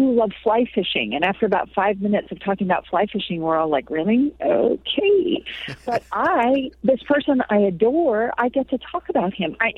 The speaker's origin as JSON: {"language": "English", "region": "California", "country": "United States", "tie": "born or raised there", "also_born_or_lived": "New Mexico", "moved": "as an adult", "said": "I grew up in California"}